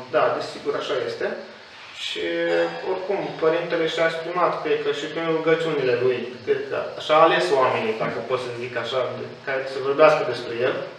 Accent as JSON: {"language": "Romanian", "town": "Hârlău", "region": "Iași County", "country": "Romania", "tie": "born or raised there", "said": "în orașul uh, natal, de unde sunt eu, Hârlău"}